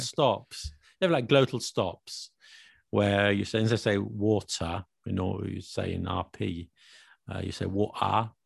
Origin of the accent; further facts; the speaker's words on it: London, United Kingdom; I am a Londoner. I was born in London, grew up in London.